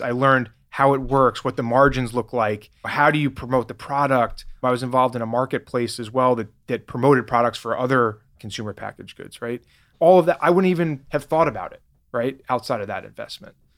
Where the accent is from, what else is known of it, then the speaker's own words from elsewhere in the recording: New York City, New York, United States; moved away as an adult; also born or lived in Boston; now in Nevada, United States; I grew up in New York, actually, lived in Boston for ten years where I started Grasshopper. Now I've been in Nevada for almost nine years.